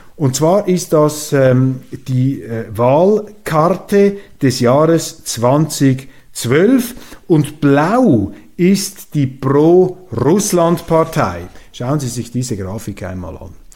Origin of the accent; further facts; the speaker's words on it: Switzerland; als Schweizer